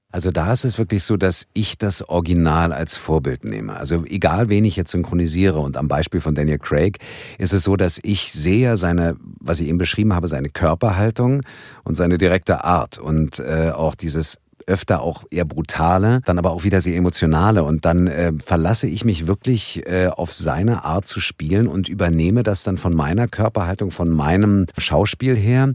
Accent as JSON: {"language": "German", "region": "Berlin", "country": "Germany", "tie": "born or raised there", "said": "ich bin in Westberlin aufgewachsen"}